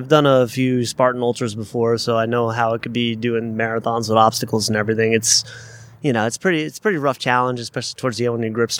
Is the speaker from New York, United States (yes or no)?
yes; Long Island, New York, United States; I'm from Long Island.